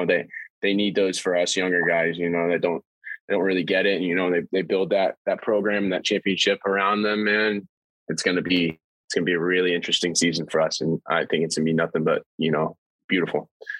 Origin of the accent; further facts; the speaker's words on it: New York, United States; So I was born in New York, obviously